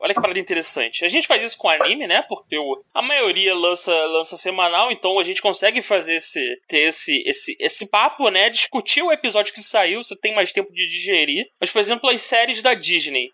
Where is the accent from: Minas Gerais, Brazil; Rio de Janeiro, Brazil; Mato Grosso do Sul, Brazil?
Rio de Janeiro, Brazil; eu sou do Rio